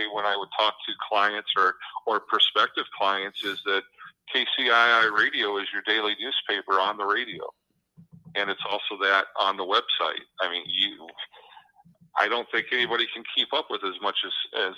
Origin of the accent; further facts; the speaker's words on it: United States; now in Washington, Iowa, United States; I'm originally from the Quad Cities area